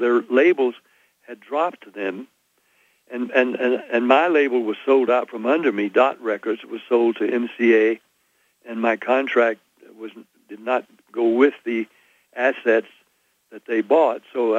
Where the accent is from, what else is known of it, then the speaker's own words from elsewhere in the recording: Nashville, Tennessee, United States; I'm from Tennessee, and in Nashville